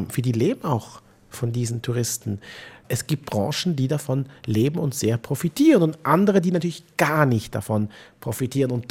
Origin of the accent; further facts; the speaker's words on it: Switzerland; Also wir haben ein ureigenes Interesse daran, auch als Schweizer Juden hier äh, als Vermittler aufzutreten.